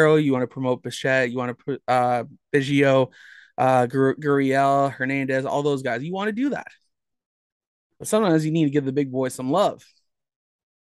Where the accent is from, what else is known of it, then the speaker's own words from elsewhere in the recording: Mississauga, Ontario, Canada; I grew up in Mississauga